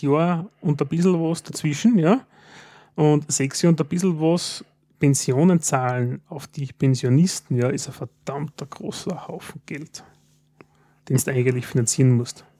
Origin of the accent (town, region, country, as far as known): Styria, Austria